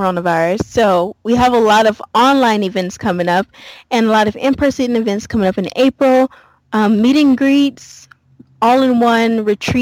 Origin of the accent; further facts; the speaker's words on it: Louisiana, United States; moved away; I grew up in Louisiana, born and raised Southern girl, like through and through